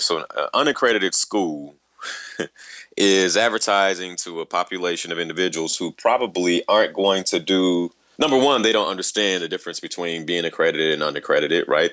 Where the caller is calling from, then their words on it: Dallas, Texas, United States; I'm calling from Dallas, Texas